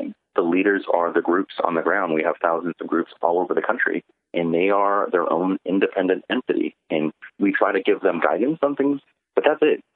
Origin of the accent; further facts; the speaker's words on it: California, United States; I was born in California, but I was born here because my parents had to leave their country